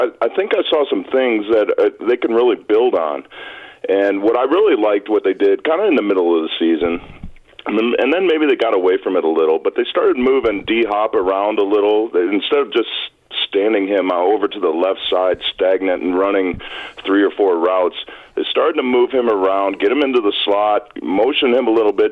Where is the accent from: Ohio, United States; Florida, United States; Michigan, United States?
Michigan, United States; moved away; I grew up in Michigan.